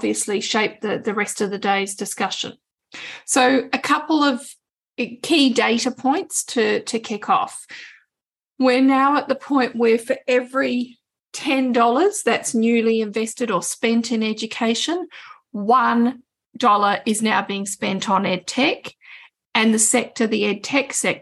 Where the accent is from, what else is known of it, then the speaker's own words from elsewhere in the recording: Australia; I'm an Australian